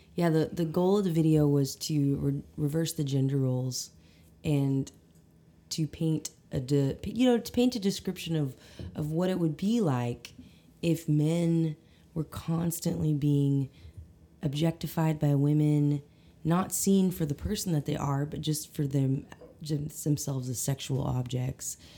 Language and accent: English; Eureka Springs, Arkansas, United States; also born or lived in Conway, Arkansas; I'm originally from Eureka Springs area